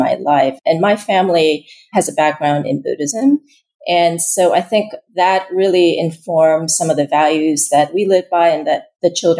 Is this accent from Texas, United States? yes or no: no; Pennsylvania, United States; moved away as an adult; also born or lived in South Korea; now in New York, United States; I grew up in Pennsylvania